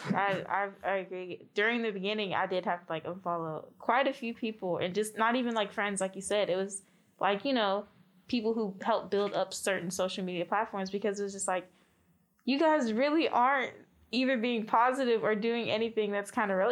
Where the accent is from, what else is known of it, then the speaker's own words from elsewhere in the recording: Miami, Florida, United States; moved away; originally we're both actually from Miami, Florida